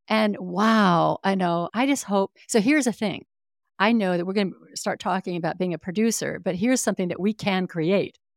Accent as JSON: {"language": "English", "region": "Northern California", "country": "United States", "tie": "born or raised there", "said": "I grew up in Northern California, and I spent ninety percent of my childhood outdoors."}